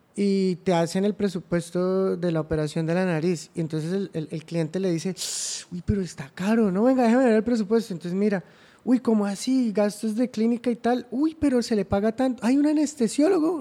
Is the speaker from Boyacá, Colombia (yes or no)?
no; Cúcuta, Norte de Santander, Colombia; also born or lived in Ocaña / Bogotá; Sí, en Cúcuta, soy cucuteño, eh, estudié mi primaria en Cúcuta, aunque me gradué en Ocaña, entonces ah, también soy ocañero